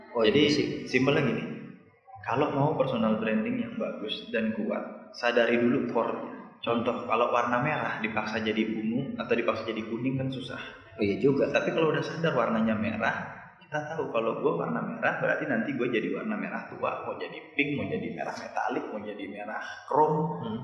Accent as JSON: {"language": "Indonesian", "region": "Bali", "country": "Indonesia", "said": "saya dari Bali"}